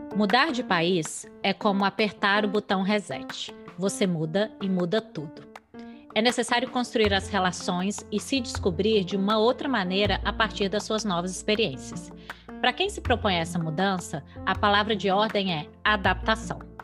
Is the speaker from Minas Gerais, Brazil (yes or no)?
yes; Minas Gerais, Brazil; moved away; Minas, que é de onde eu sou